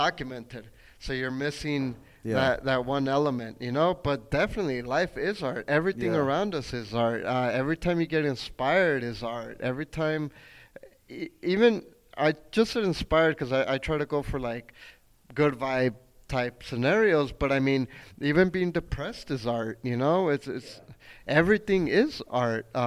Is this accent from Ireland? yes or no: no; Chihuahua, Mexico; now in El Paso, United States; I am from Chihuahua